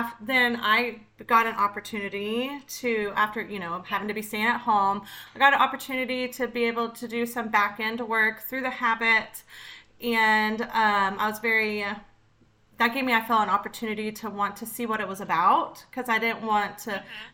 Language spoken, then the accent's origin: English; Austin, Texas, United States; I was born in Austin, Texas.